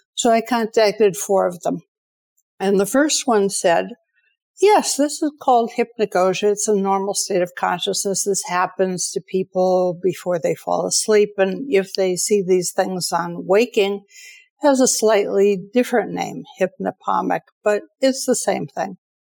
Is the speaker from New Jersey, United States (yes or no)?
no; Detroit, Michigan, United States; I grew up in Detroit